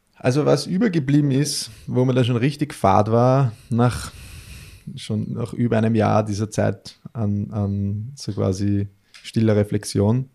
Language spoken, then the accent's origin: German; Melk, Lower Austria, Austria; in meiner Heimatstadt in Melk, das ist so ein kleines mhm. Stadtteil äh, in Niederösterreich